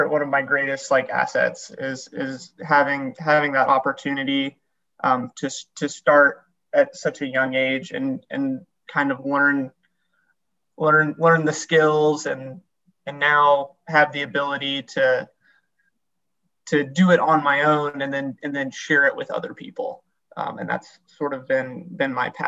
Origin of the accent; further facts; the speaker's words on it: Morganton, North Carolina, United States; I'm from Morganton, North Carolina, and that's like at the foothills of the Blue Ridge Mountains. I live really close to the Linville Gorge, Grandfather Mountain, and I just sort of like grew up in the mountains